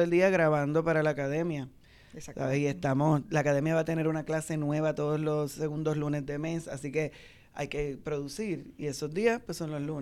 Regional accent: Santurce, Puerto Rico; y yo soy santurcina.

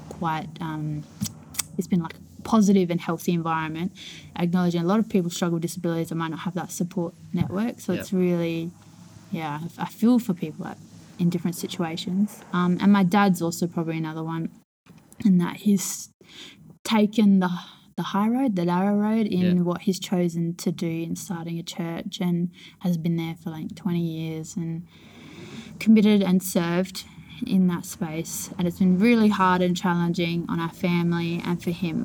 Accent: Elizabeth, South Australia, Australia; I was born in Elizabeth

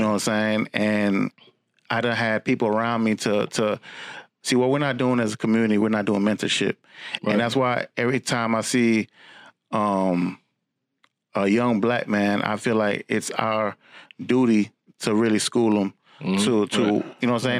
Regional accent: Orlando, Florida, United States; I'm from Orange County, Florida, Orlando, Florida.

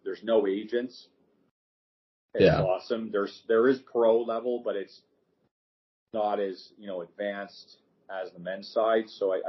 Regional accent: Niagara, New York, United States; I left Lowell and went to Niagara because that's my hometown area.

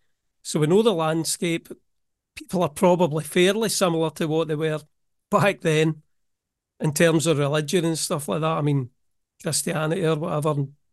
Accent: Scotland, United Kingdom; No, I hate it. I'm from Scotland, remember.

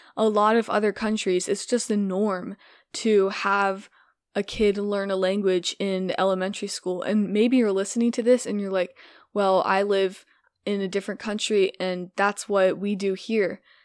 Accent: United States; first language English; as a native English speaker and as an American

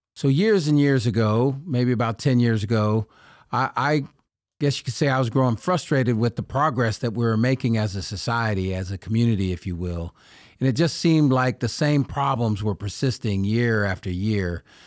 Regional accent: Sacramento, California, United States; the neighborhood I grew up in in Oak Park

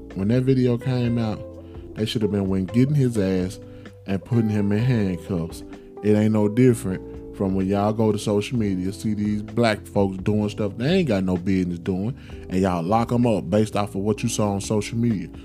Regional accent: Memphis, Tennessee, United States; my hometown, Memphis, Tennessee, love it to death

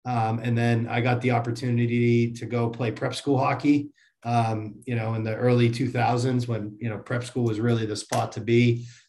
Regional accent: Marlborough, Massachusetts, United States; Yeah. I grew up in Central Mass in a town that, or a city that most of the hockey players are aware of, called Marlboro. It's where the New England Sports Center is, the biggest rink in North America. So I grew up half a mile up the road from there.

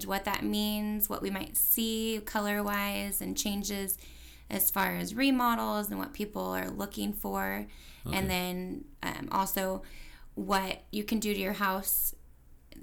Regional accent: California, United States; moved away as an adult; also born or lived in Santa Barbara, California; now in Tacoma, United States; So I'm California raised

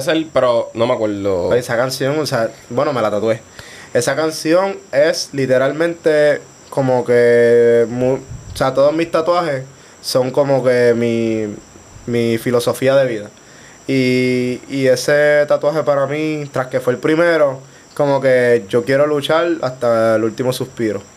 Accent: Guaynabo, Puerto Rico; Soy de Guaynabo

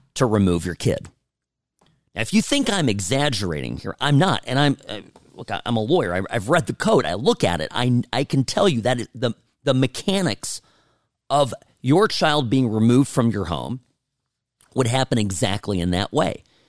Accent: United States; I am finding myself here as an American

